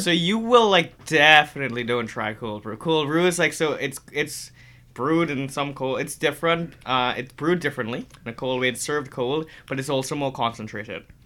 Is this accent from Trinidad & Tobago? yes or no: yes; Trinidad & Tobago; growing up in Trinidad